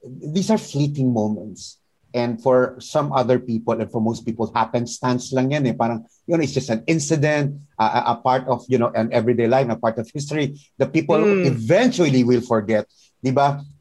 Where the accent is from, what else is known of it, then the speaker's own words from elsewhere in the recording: Philippines; uh, you feel proud of being a Filipino, but at the same time, uh, you don't forget what we're going through.